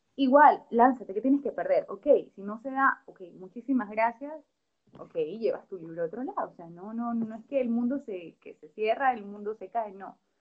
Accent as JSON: {"language": "Spanish", "country": "Ecuador", "said": "como autores ecuatorianos"}